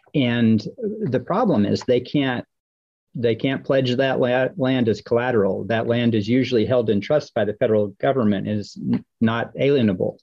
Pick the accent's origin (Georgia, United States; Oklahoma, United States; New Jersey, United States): Oklahoma, United States; I'm a member of the Chickasaw Nation of Oklahoma, and I grew up in Oklahoma